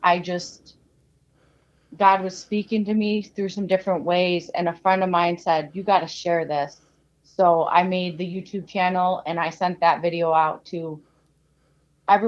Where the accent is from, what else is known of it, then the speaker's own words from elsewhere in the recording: Pendleton, United States; I'm 37. I grew up in Pendleton